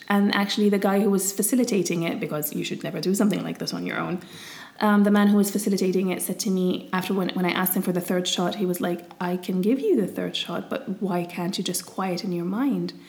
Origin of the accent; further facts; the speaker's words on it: Syria; moved away; also born or lived in England; me growing up in Syria